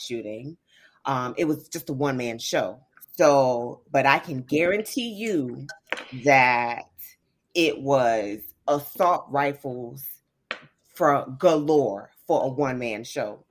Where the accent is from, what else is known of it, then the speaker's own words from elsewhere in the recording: the South, United States; being raised in the South